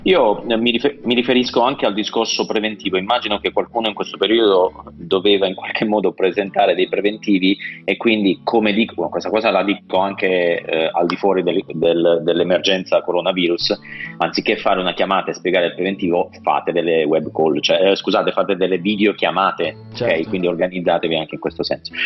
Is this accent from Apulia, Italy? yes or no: yes; Apulia, Italy; io sono pugliese, quindi sto vivendo in Puglia il dramma del turismo